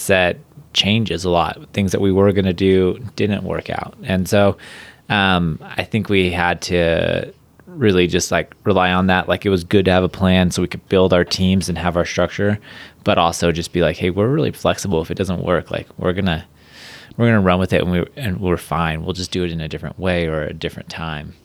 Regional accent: Huntington Beach, California, United States; I grew up in, like, Huntington Beach, California

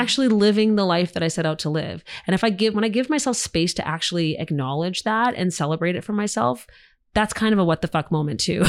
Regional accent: Canada; as Canadian actors

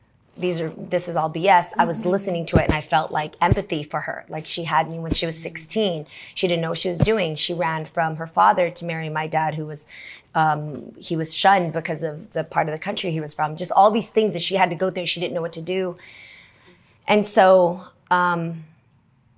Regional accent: the Bay Area, California, United States; I grew up in the Bay

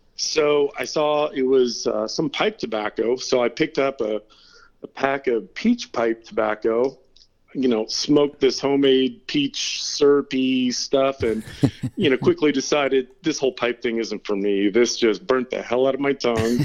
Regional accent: Turlock, California, United States; moved away as an adult; also born or lived in San Diego, California / North Carolina / Venice Beach, California / Redondo Beach, California; now in Twain Harte, United States; I grew up uh, in Turlock, California

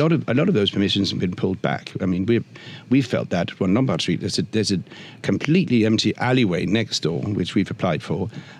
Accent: Denmark; In Copenhagen, I'm from Denmark, in Copenhagen, during winter, the whole of Nyhavn is full of outdoor seating with heaters and blankets

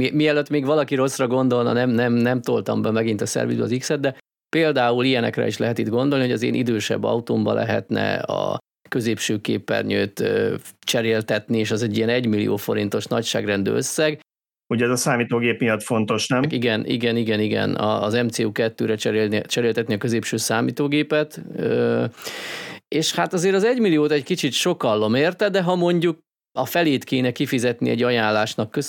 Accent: Hungary; Tehát szerinted azért magyarok vagyunk, akik szeretnek ingyen tölteni és hasonlók.

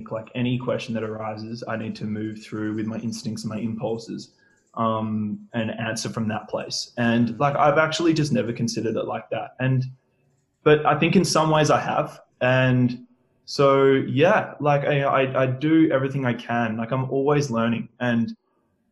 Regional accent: Perth, Western Australia, Australia; I'm a Perth boy, so I've grown up here my entire life. I grew up in Greenwood, a little northern suburb

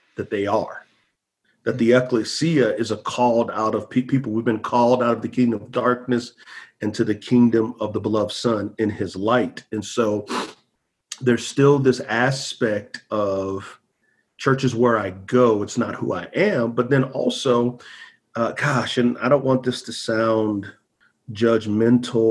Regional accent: San Antonio, Texas, United States; moved away as an adult; now in South Carolina, United States; I grew up in San Antonio, Texas.

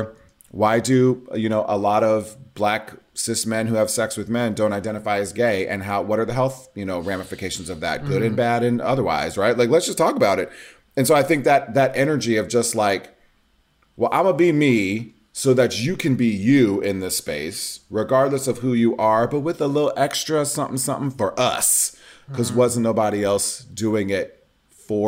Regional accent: Nebraska, United States; growing up in Nebraska in the 80s and 90s as the fat, femmy, biracial kid

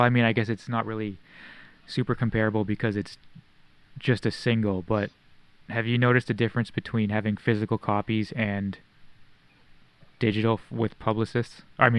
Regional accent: Toronto, Ontario, Canada; the jazz festival that's in my hometown

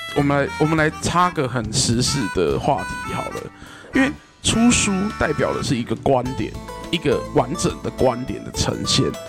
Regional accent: Kaohsiung, Taiwan; 为一个高雄人

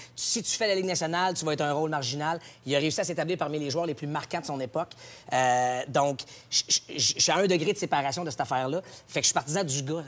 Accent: Gatineau, Quebec, Canada; moved away; Quand j'étais à Gatineau

